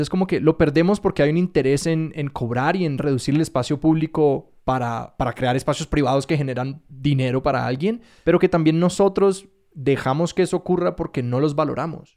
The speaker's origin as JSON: {"language": "Spanish", "town": "Chía", "region": "Cundinamarca", "country": "Colombia", "said": "soy de Bogotá, pero de Chía"}